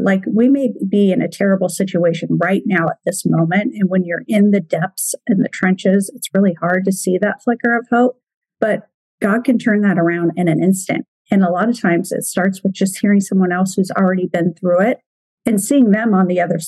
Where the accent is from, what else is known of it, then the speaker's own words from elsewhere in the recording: Oregon, United States; now in Washington, United States; I'm from Oregon. I'm just right across the river in Washington. So if you hear me slip and say Oregonian, I basically still feel like I'm an Oregonian